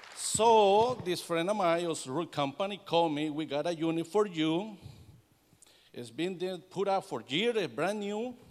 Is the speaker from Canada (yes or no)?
no; El Salvador; English is a second language; moved away; I am Hispanic from El Salvador, Central America